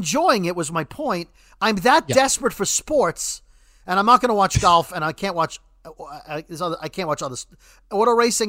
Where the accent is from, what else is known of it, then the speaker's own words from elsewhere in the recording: New York, United States; now in New Jersey, United States; And as a New Yorker. So Governor Cuomo... Our governor in New York, even though I live in New Jersey, he's New York's governor.